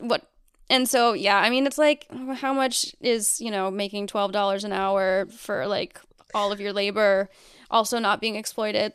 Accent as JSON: {"language": "English", "region": "Massachusetts", "country": "United States", "tie": "born or raised there", "said": "I was born in Massachusetts"}